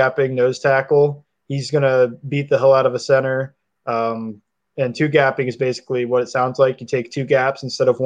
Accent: northeast Ohio, United States; I'm actually not from Cincinnati. I'm from Ohio, but more northeast, but not Cleveland.

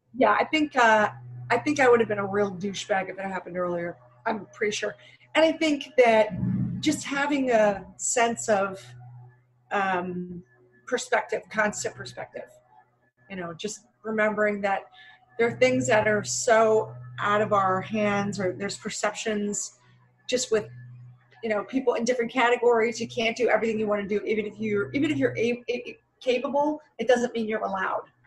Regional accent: Philadelphia, Pennsylvania, United States; now in Los Angeles, United States; originally from Philadelphia

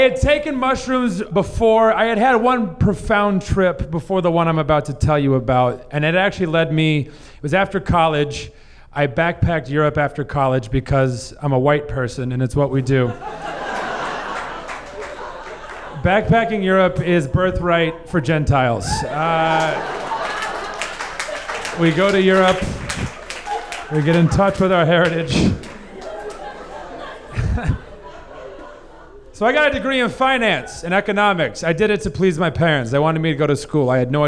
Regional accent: South Missouri, United States; I grew up in South Missouri in the Bible Belt

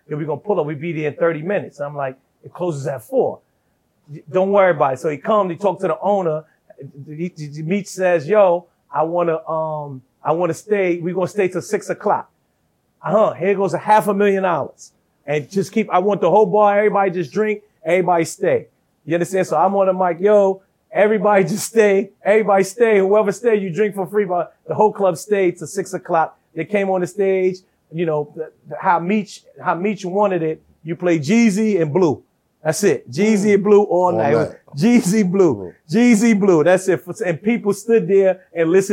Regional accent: New York, United States; I'm a young kid from New York

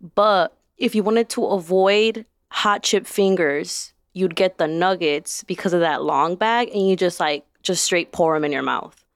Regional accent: Chicago, Illinois, United States; I grew up on the Southwest side, and I had, like, four corner stores that I could walk to within ten minutes

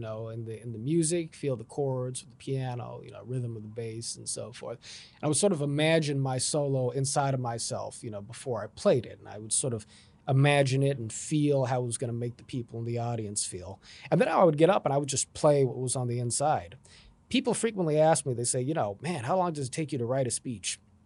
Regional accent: Los Angeles, California, United States; That's correct, yeah, I grew up in Los Angeles.

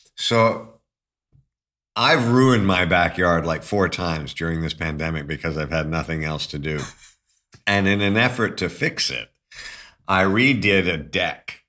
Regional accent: Toronto, Ontario, Canada; also born or lived in London, United Kingdom; growing up in Toronto

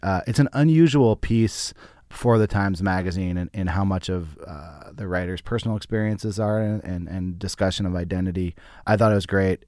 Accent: Berkeley, California, United States; I grew up in Berkeley

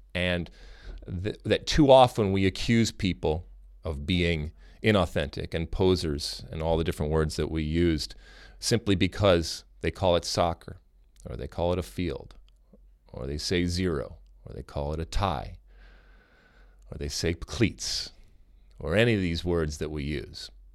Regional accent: United States

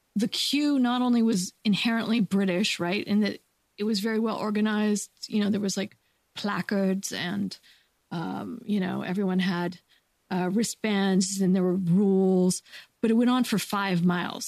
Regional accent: United States; I'm an American

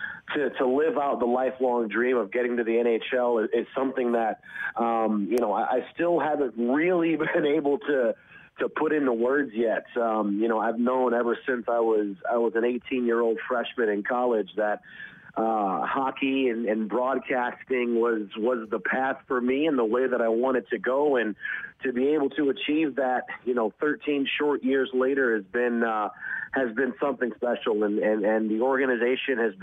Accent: Detroit, Michigan, United States; growing up in Detroit

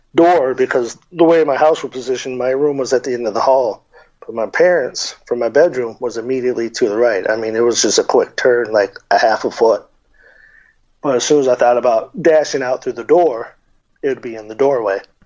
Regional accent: Tucson, Arizona, United States; growing up in Tucson

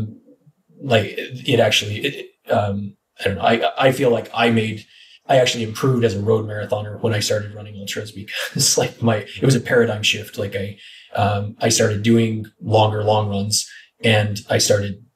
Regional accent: Northeastern Oregon, United States; moved away; also born or lived in Oahu, Hawaii; it's a very irrigated part where I grew up in Northeastern Oregon

